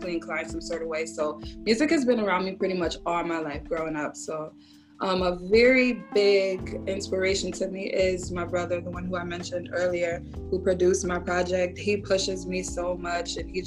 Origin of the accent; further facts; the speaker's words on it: Connecticut, United States; because I'm from Connecticut.